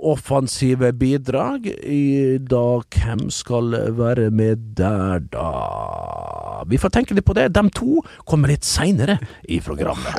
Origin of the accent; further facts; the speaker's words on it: Western Norway, Norway; moved away; jeg skal være hjemme på Vestlandet